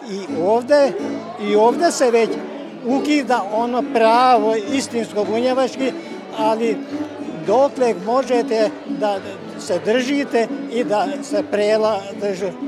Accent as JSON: {"language": "Croatian", "town": "Gara", "region": "Bács-Kiskun", "country": "Hungary", "tie": "born or raised there", "said": "Kada je kod nas u Mađarskoj u Gaćmaru"}